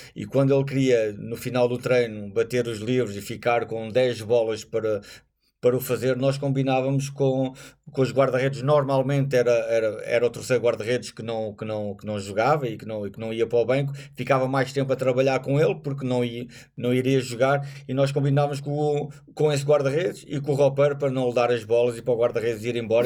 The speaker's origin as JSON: {"language": "Portuguese", "country": "Portugal"}